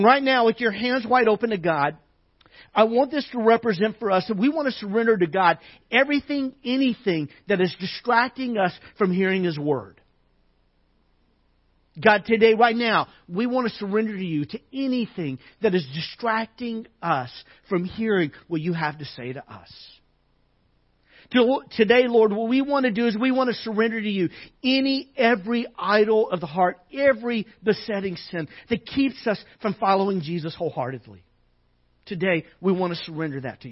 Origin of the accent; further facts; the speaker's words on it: Arkansas, United States; growing up in Arkansas as a kid